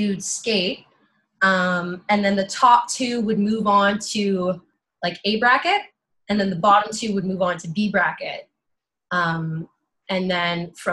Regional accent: Thunder Bay, Ontario, Canada; moved away as an adult; now in Toronto, Canada; I'm from Thunder Bay, Ontario. I moved down here to Toronto in 2015.

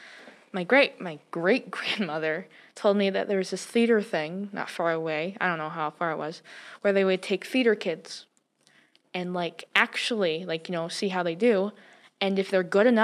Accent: North Dakota, United States; now in Missoula, United States; I grew up in North Dakota

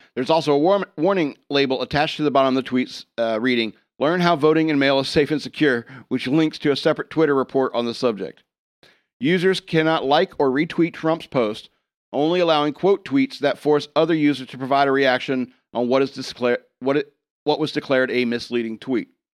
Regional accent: United States; we as American voters

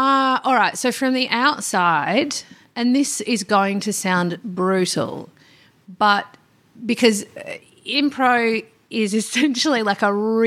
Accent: Perth, Western Australia, Australia; I grew up before the gentrification.

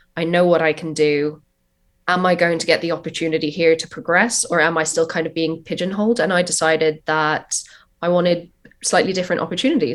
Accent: Ireland; moved away as an adult; also born or lived in New York, United States; now in London, United Kingdom; born in London, but I grew up in Ireland

